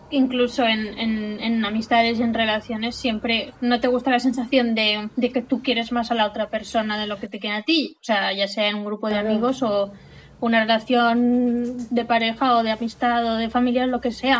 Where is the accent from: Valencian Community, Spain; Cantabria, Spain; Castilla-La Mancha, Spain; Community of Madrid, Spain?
Valencian Community, Spain; Silla; vengo de mi pueblo, de Silla